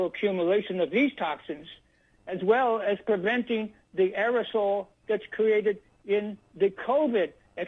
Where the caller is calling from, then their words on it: Hamilton Field, Northern California, United States; I'm calling from a place called Hamilton Field. It still has some military on it, but mostly it's closed down and been redeveloped in Northern California, which is maybe 35 or so miles out of north of San Francisco.